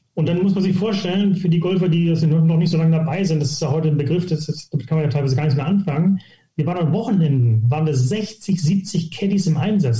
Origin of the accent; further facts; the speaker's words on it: Hittfeld, Lower Saxony, Germany; moved away as an adult; also born or lived in Gütersloh; now in St. Leon-Rot, Germany; ich komme aus, äh, aus Hilfeld, das ist bei Hamburg, also bei Harburg. Das ist, sage ich immer, ich bin Hamburger